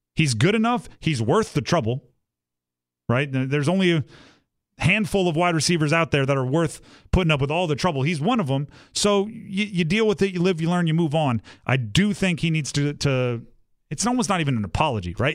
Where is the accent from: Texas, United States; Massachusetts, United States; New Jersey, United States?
New Jersey, United States; also born or lived in Delaware; I grew up in South Jersey for a large part of my childhood, went to school at Delaware